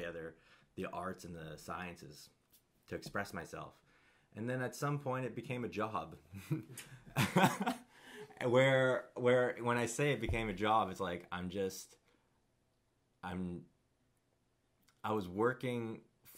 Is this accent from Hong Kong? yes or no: yes; Kowloon, Hong Kong; also born or lived in Canada; loved growing up in Kowloon